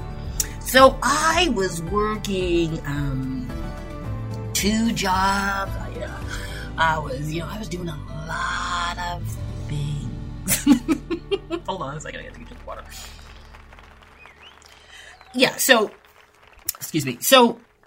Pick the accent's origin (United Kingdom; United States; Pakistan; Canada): Canada; Toronto, Ontario; I grew up in Toronto, Canada